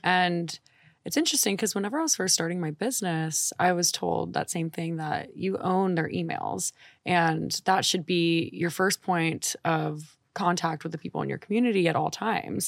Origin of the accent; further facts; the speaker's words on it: New Orleans, Louisiana, United States; moved away; I'm from New Orleans